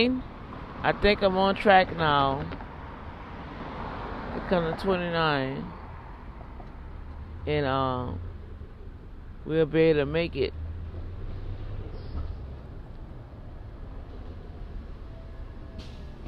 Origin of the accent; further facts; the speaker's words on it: New Orleans, Louisiana, United States; I'm from New Orleans